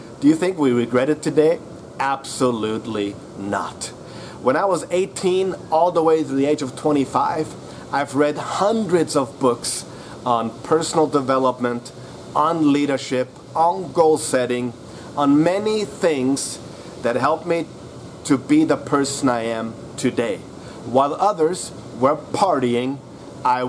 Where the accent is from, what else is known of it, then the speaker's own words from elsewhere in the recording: Austria; I am from Austria